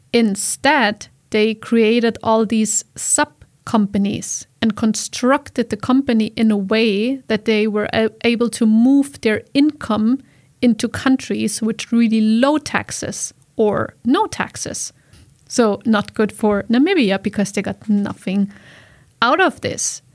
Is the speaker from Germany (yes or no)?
yes; Germany; English is a second language; now in Iceland; in my home country in Germany